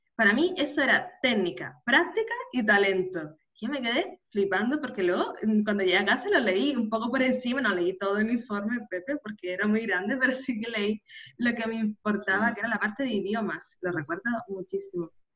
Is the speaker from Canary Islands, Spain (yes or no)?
yes; Canary Islands, Spain; nacida en Canarias